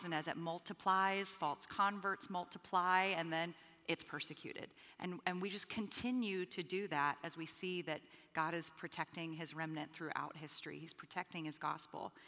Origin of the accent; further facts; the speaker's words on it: Bahamas; moved away; I'm originally from the Bahamas, and so I grew up predominantly under the prosperity gospel.